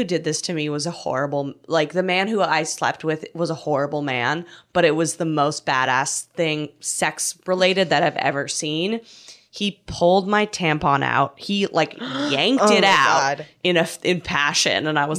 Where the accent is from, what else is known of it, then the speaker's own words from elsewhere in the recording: Canada; now in United States; I'm able to travel into my home country of Canada.